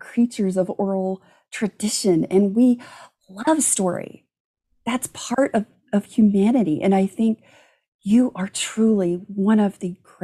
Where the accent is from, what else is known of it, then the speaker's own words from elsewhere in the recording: Gulf Coast, United States; growing up on the Gulf Coast